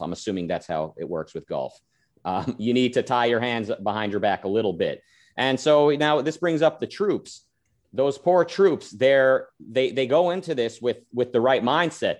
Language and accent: English; Israel; moved away; I was born in Israel. I lived there.